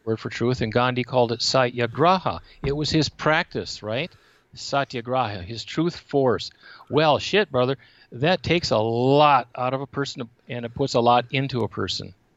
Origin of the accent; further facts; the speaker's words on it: Menomonie, Wisconsin, United States; moved away as an adult; also born or lived in Wausau, Wisconsin / Hawaii / Michigan / Ohio; now in Arizona, United States; I grew up in Menominee, Wisconsin